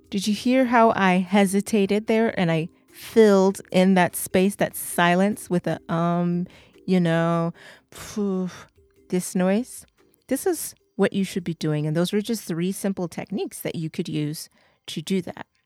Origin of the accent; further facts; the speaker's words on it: England, United Kingdom; I'm English